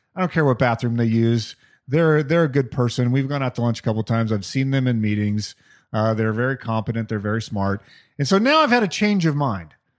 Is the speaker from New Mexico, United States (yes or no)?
yes; Albuquerque, New Mexico, United States; growing up in the 70s and 80s in Albuquerque, New Mexico.